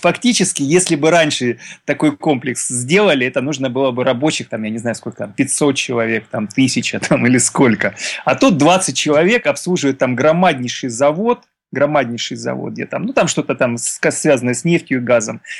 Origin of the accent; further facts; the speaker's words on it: Stavropol Krai, Russia; я из Ставропольского края